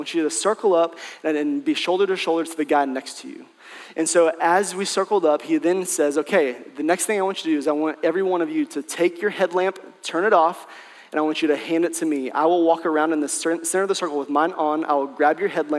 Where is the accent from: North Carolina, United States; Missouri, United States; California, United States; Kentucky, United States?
Missouri, United States; Branson; I grew up in Branson, Missouri. So that's southwest Missouri, and it's right next to northwest Arkansas